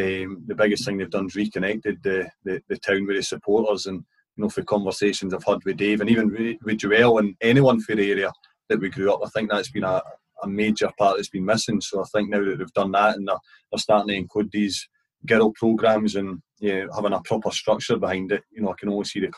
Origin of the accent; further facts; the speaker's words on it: Chirnside, Scotland, United Kingdom; growing up in Churnside